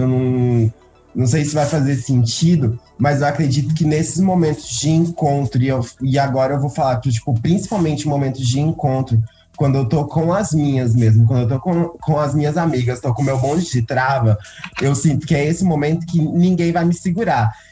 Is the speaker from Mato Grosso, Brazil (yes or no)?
yes; Primavera do Leste, Mato Grosso, Brazil; eu sou de Primavera do Leste, no Mato Grosso, eu sou de uma cidade do interior do Mato Grosso